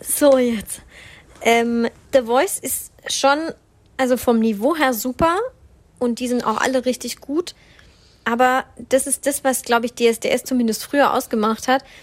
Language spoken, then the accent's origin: German; Swabia, Baden-Württemberg, Germany; ich als Schwabe